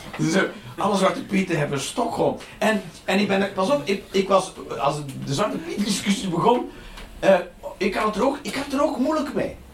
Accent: Flanders, Belgium

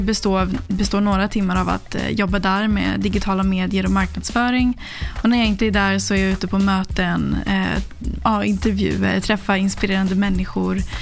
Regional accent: Sollentuna, Stockholm County, Sweden; jag är uppväxt i Sverige, eh, i Sollentuna

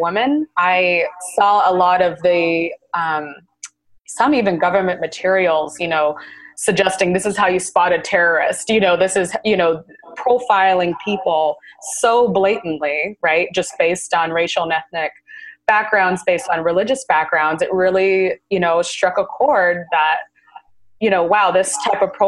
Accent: Seattle, Washington, United States; moved away as an adult; now in California, United States; I'm originally from Seattle, Washington

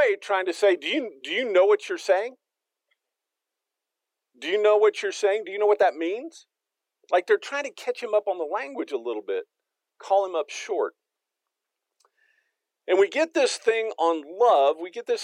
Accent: Texas, United States; now in Fayetteville, United States; I'm from Texas.

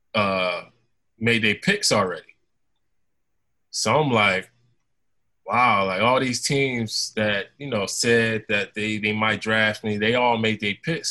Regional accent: Philadelphia, Pennsylvania, United States; my hometown team

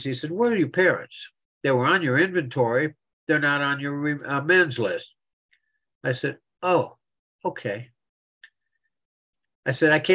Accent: Philipsburg, Pennsylvania, United States; now in Central Florida, United States; I was born in Phillipsburg

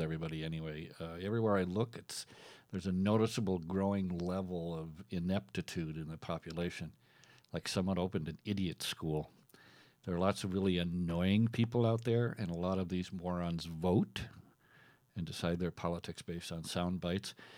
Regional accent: Minnesota, United States; also born or lived in Iowa / South Dakota; I was born and raised in Minnesota

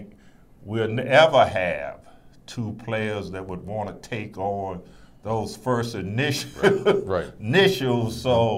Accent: Richmond, Virginia, United States; people that I grew up with in Richmond, Virginia, in the West End section of Richmond

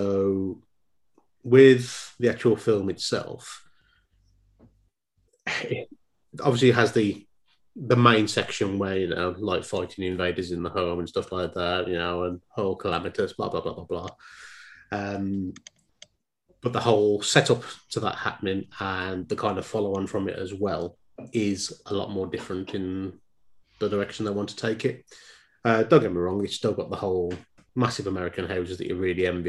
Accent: Dudley, West Midlands, United Kingdom; accent: Black Country; I grew up in Dudley

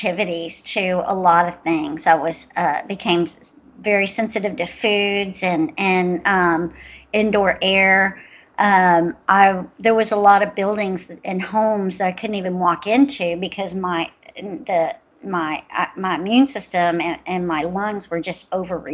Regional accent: Houston, Texas, United States; I'm from Houston, Texas, and my office is based here

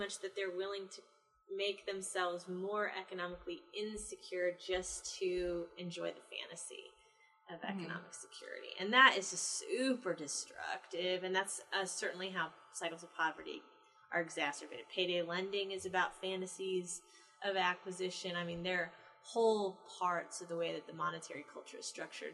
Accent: the North, United States; now in the South, United States; I'm from the North. I grew up Catholic. I moved to the South

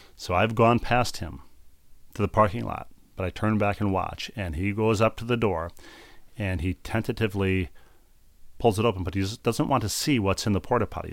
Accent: Bloomington, Minnesota, United States; moved away; Met's Center in Bloomington, Minnesota, my hometown

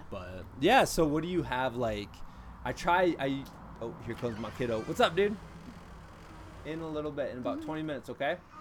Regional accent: Iowa, United States; as somebody who grew up as a Midwesterner in Iowa

